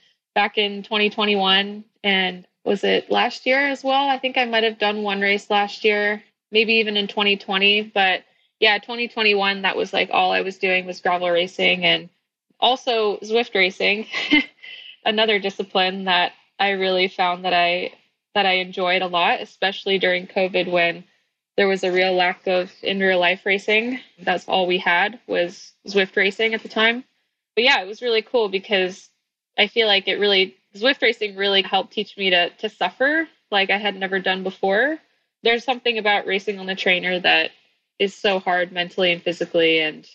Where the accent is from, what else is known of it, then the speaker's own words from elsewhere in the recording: Northern California, United States; also born or lived in Florida; I was born in Florida, but raised in Northern California